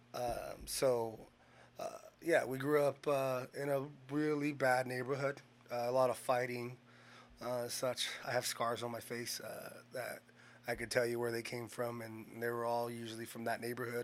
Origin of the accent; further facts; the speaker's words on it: Bakersfield, California, United States; also born or lived in Washington; I grew up here in Bakersfield